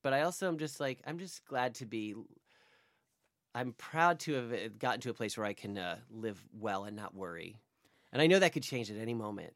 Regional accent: near the Poconos, Pennsylvania, United States; now in New York, United States; in the Poconos

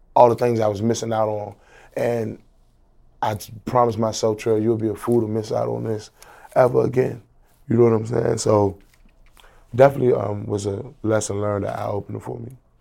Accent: Washington, District of Columbia, United States; I'm from Washington, D C, District of Columbia

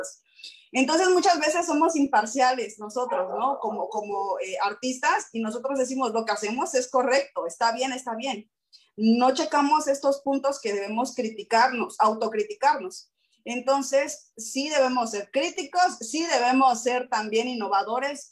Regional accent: Acapulco, Guerrero, Mexico; moved away as an adult; now in Oaxaca, Mexico; yo soy de Acapulco

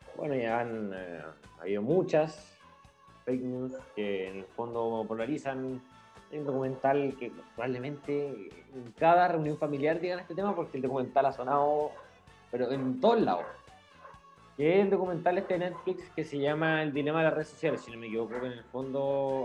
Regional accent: Chile; tenemos como chilenos

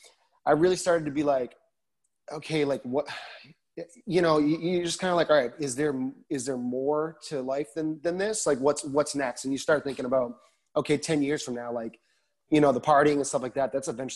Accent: Massachusetts, United States; moved away as an adult; also born or lived in Boston; now in Nashville, United States; I'm born and raised in Massachusetts

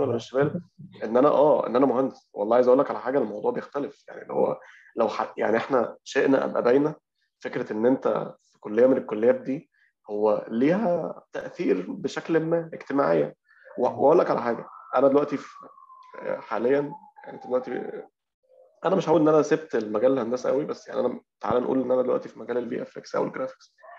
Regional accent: Egypt; إحنا عندنا معضلة أو مشكلة عندنا في كمصريين

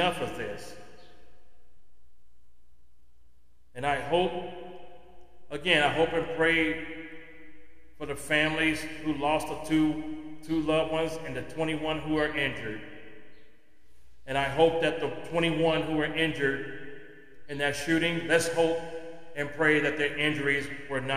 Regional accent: United States; as an American

